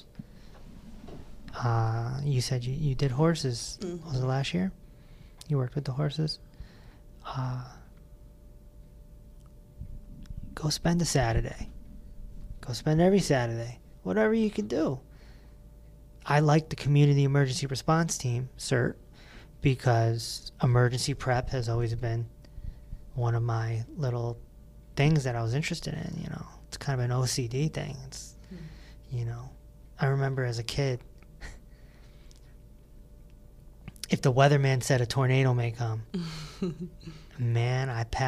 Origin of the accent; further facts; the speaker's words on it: East Hartford, Connecticut, United States; We're from East Hartford